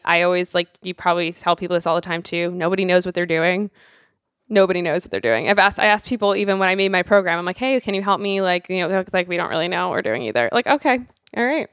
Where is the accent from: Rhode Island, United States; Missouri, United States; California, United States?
Rhode Island, United States; I'm this girl from Rhode Island